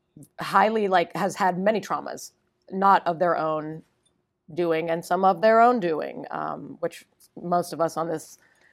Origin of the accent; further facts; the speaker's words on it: Ohio, United States; Well, I'm from Northeast Ohio, but my family was in Miami